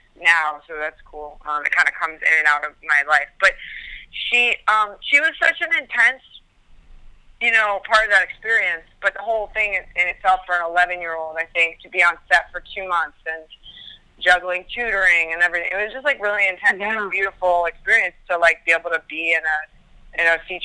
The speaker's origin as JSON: {"language": "English", "region": "New Jersey", "country": "United States", "tie": "born or raised there", "also_born_or_lived": "Brooklyn, New York", "said": "I was born in Brooklyn, raised in Jersey"}